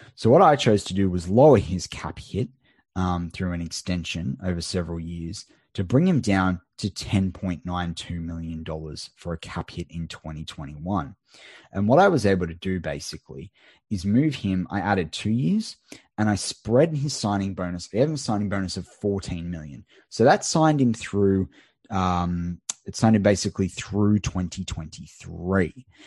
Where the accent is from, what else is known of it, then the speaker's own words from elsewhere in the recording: Australia; an Aussie